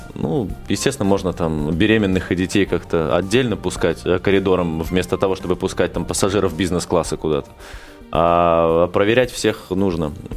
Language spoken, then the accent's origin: Russian; Minsk, Belarus; у меня на родине происходит в Минске